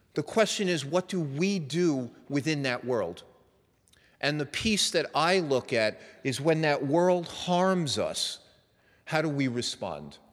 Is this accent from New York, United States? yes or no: yes; New York, United States; moved away; I was raised in New York and I have a little bit of that edge